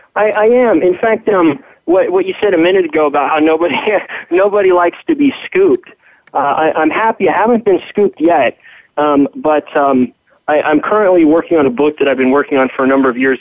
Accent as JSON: {"language": "English", "region": "California", "country": "United States", "tie": "born or raised there", "said": "I grew up in California"}